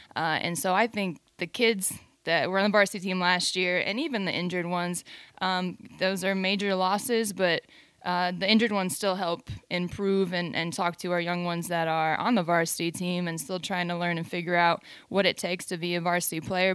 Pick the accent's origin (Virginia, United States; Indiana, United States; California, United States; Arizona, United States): Indiana, United States; Fort Wayne; also born or lived in East Lansing, Michigan; now in Texas, United States; I grew up, though, in Fort Wayne, Indiana.